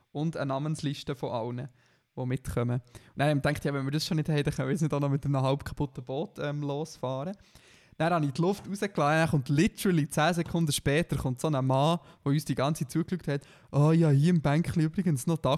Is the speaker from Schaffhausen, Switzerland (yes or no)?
no; Bern, Switzerland; Weil für mich, für mich als Berner gibt es nur drei und Aare.